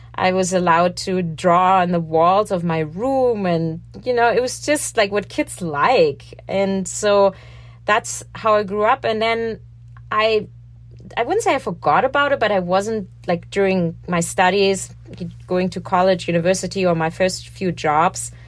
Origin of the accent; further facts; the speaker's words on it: Germany; moved away as an adult; now in New York City, United States; growing up in Germany, I was taught it's dishonest not talking about the problems